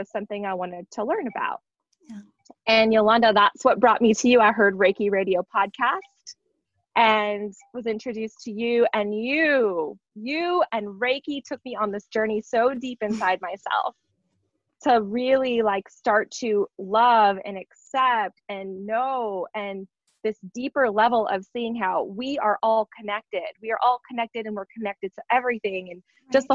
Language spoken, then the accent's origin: English; North Dakota, United States; moved away as an adult; I grew up in North Dakota in a very, very small town of 100 people